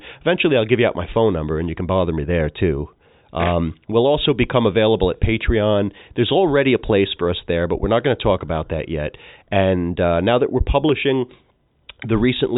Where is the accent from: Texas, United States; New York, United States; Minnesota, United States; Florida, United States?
New York, United States; New Rochelle; I was born and raised in New Rochelle, New York